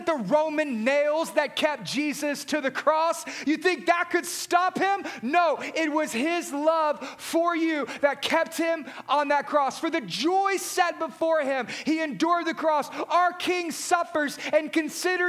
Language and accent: English; Southeast Texas, United States; Many of us, growing up in Southeast Texas